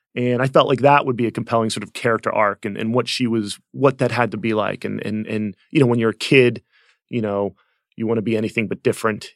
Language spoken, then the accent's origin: English; outside of Philadelphia, Pennsylvania, United States; I grew up outside of Philadelphia